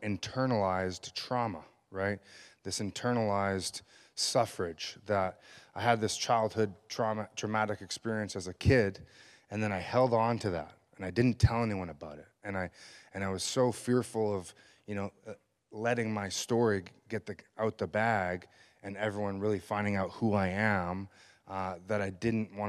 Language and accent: English; Richmond, British Columbia, Canada; I was born and raised in Richmond, British Columbia, just down the street here.